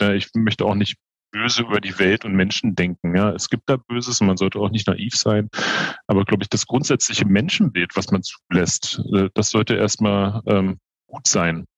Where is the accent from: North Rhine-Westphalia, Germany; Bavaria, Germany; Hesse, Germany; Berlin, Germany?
Berlin, Germany; Ich bin 44 Jahre alt, gebürtiger Berliner, habe äh, meine Ausbildung zum Bankkaufmann in Berlin gemacht